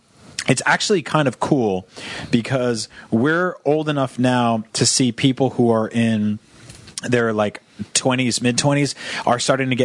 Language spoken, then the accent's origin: English; Connecticut, United States; used to summer in my hometown in Connecticut.